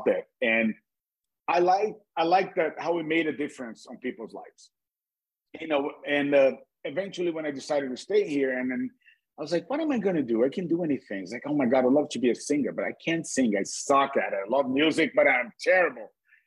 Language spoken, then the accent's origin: English; Brazil; English is a second language; moved away as an adult; also born or lived in Cape Cod; when I was a new immigrant, I'm from Brazil. My accent